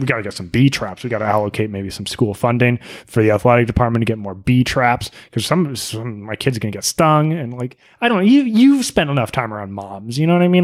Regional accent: New England, United States; We're from New England

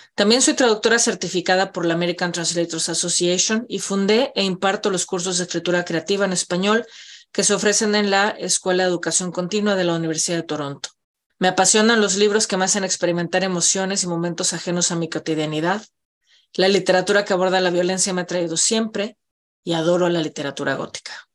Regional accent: Mexico City, Mexico; moved away as an adult; now in Canada; Nací en la Ciudad de México, pero vivo en Canadá desde 2003.

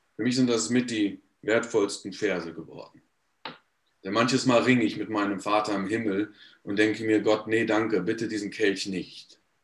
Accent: Paderborn, North Rhine-Westphalia, Germany; ich bin in Paderborn geboren und aufgewachsen

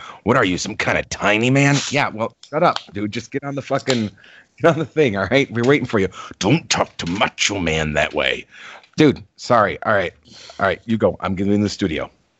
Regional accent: St. Petersburg, Florida, United States; You know, I've been working with boxers in my hometown of St. Petersburg

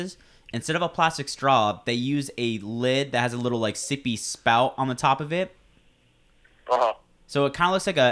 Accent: California, United States; moved away; back home in California

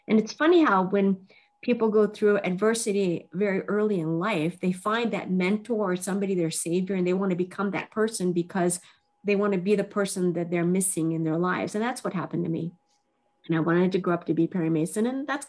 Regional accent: Japan; born there; I started out as half Japanese, and I was born in Japan. And my father was a Caucasian. My mother was Japanese. And I lived with my grandmother my first 5 years.

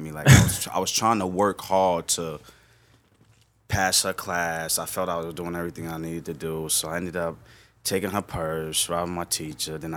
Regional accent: New York City, New York, United States; also born or lived in White Plains, New York; I was born in White Plains, New York. Okay. And um, I moved to the Bronx when I was probably in sixth grade, and um, I've stayed there ever since.

